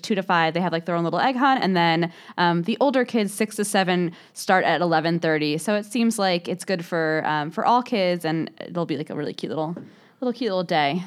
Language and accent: English; Huntington, New York, United States; when I was little, I grew up in Huntington